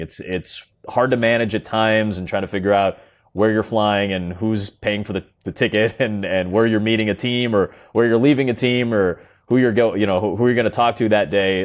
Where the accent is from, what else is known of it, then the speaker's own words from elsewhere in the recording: Chicago, Illinois, United States; I'm from Chicago. I live in Chicago. I've been here pretty much my entire life